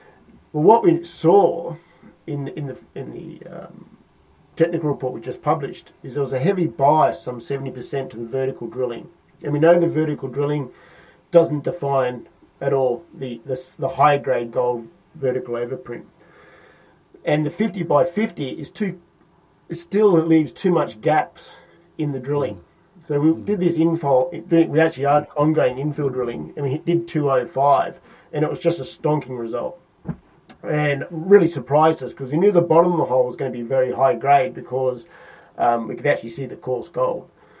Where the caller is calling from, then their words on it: London, United Kingdom; I'm calling in from London, of course.